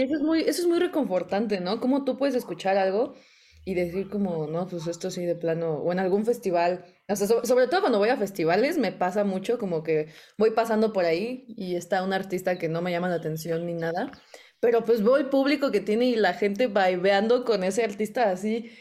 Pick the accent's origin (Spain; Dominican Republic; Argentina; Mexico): Mexico; Naucalpan, State of Mexico; first language Spanish; Crecí eh, aquí en el Estado de México y siempre he hablado español y todo. Eh, arriba los satelucos